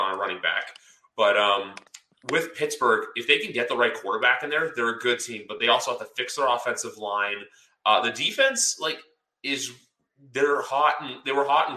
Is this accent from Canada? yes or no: yes; Canada; I'm Canadian